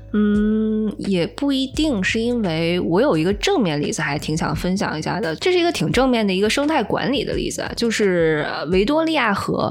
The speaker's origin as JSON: {"language": "Chinese", "country": "China", "said": "我们中国人"}